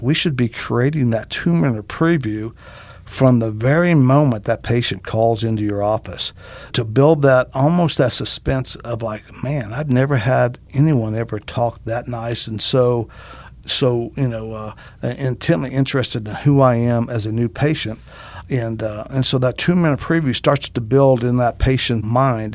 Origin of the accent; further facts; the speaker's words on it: Greenville, United States; Greenville, my hometown.